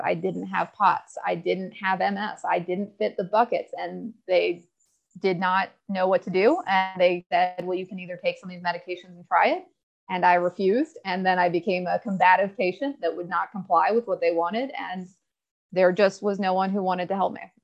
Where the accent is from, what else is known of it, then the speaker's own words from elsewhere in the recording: Newport, Virginia, United States; I am from Newport, Virginia. a small town outside Blacksburg. Uh, raised in Southwest Virginia country, grew up on conventional cattle farms